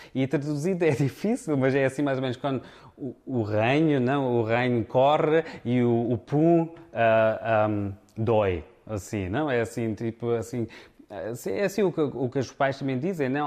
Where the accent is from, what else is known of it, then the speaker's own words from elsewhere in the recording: Frankfurt, Hesse, Germany; accent: Alentejan; also born or lived in Beja, Portugal; nasci cá na Alemanha, em Frankfurt.